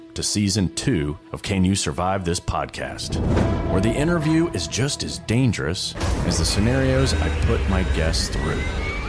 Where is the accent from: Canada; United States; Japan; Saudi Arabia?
Saudi Arabia; because as a kid growing up in Saudi, which is the most extreme religious state, you know, you could live